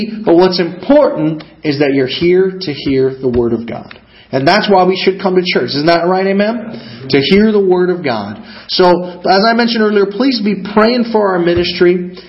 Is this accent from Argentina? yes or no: yes; Argentina; also born or lived in Kankakee, Illinois, United States; So I'm originally from up north. I was born in Bourbonnais or Kankakee, Illinois. That's where I was originally born, and as your pastor mentioned, I actually grew up on the mission field in the country of Argentina.